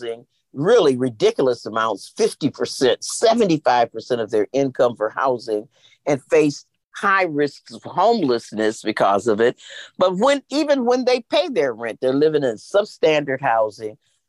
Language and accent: English; Racine, Wisconsin, United States; now in Milwaukee, United States; I was born in Racine, 27 miles south of here